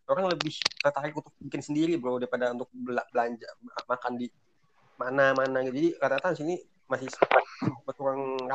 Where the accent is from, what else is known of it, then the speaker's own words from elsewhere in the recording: Jakarta, Indonesia; Jakarta gue ekor Jakarta sih udah nggak original ya